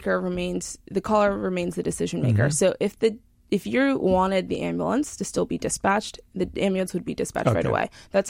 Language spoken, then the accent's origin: English; Huntington, New York, United States; Long Island, New York. Yeah. So from Huntington